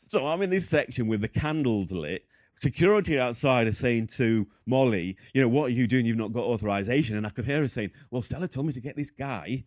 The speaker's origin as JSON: {"language": "English", "region": "the north of England", "country": "United Kingdom", "also_born_or_lived": "Boston Spa", "said": "from England, so the north. I live in a place called Boston Spa."}